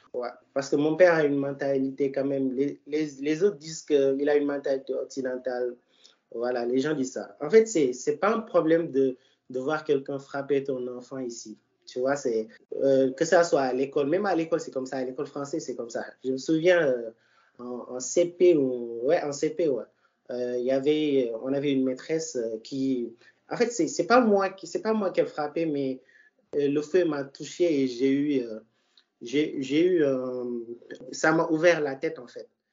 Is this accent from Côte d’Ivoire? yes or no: no; Dakar, Senegal; je suis né à Dakar